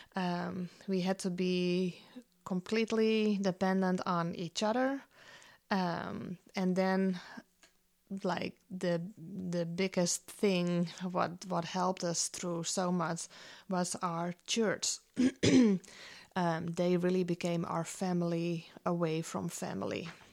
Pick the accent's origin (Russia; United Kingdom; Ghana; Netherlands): Netherlands; moved away as an adult; now in United States; I grew up in the Netherlands, um, was born and raised there